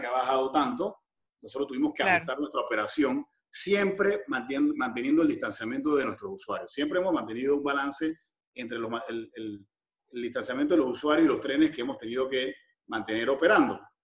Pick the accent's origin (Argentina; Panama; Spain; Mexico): Panama; como panameños